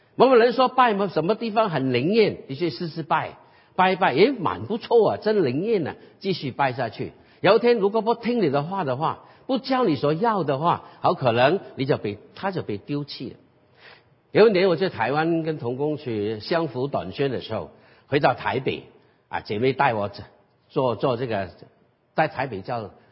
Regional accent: Guangdong, China; 所以我们广东人有句话

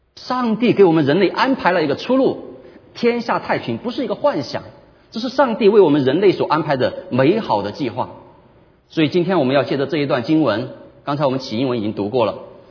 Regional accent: China; 我们中国人喜欢说一句话，叫做"修身齐家"。

